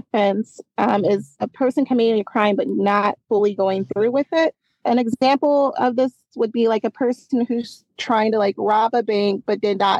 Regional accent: Bloomington, Illinois, United States; I was born and raised in Bloomington.

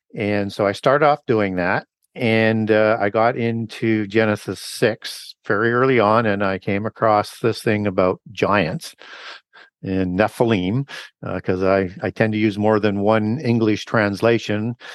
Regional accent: Canada; I was baptized in a, in a church in Canada. I'm from Canada

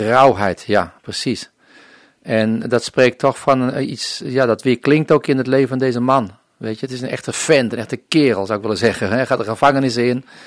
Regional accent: Netherlands; moved away as an adult; also born or lived in Colombia

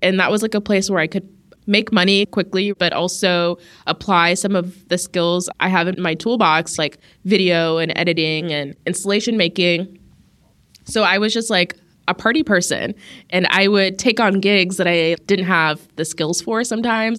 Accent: Las Vegas, Nevada, United States; I grew up in Las Vegas to an Ethiopian American family

